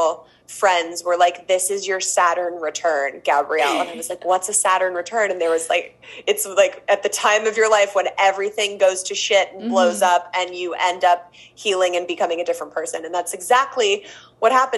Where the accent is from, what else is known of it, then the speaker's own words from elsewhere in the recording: Los Angeles, California, United States; I've grown up, born and raised in Los Angeles